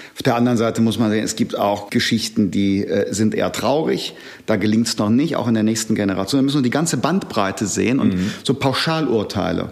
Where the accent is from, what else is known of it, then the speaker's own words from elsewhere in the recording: Germany; Ich komme nicht aus Sachsen, sondern aus dem Rheinland